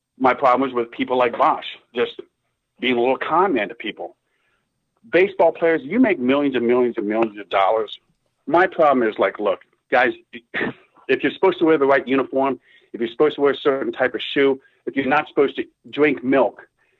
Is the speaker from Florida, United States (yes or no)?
yes; Miami, Florida, United States; Born and raised in Miami